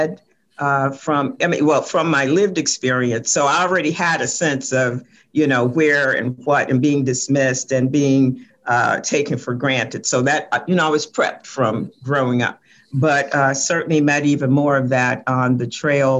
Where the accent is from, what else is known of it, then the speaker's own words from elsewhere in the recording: Richmond, Virginia, United States; growing up in Whitcom Court